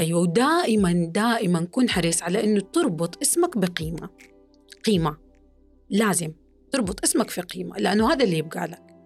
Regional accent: Saudi Arabia; نحن كجمهور سعودي

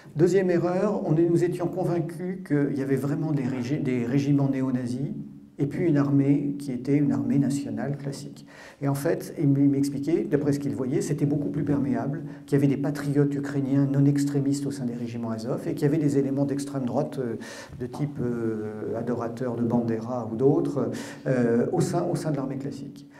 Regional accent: Brittany, France; also born or lived in Paris; en tant que breton qui suis euh, ni ukrainien ni russe

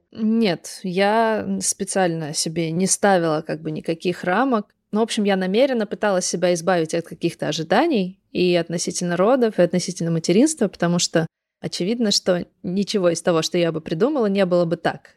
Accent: Kogalym, Khanty-Mansi Autonomous Okrug, Russia; also born or lived in Surgut; я вот выросла в Западной Сибири, в городе Кагалым. Это рядом с Сургутом, с Тюменью, вот в этом регионе

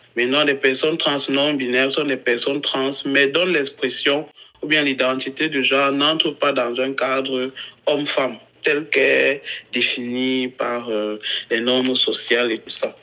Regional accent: Cameroon; je suis euh, un trans homme camerounais, je vis au Cameroun.

